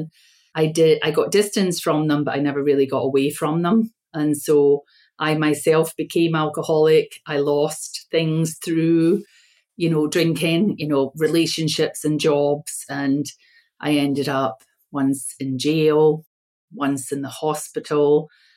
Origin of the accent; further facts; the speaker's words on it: Scotland, United Kingdom; also born or lived in United States; And I'm from Scotland, but I was born in America and my father died. My parents were Scottish. So my father asked for us to be taken home to Scotland by my mother. And we were raised there.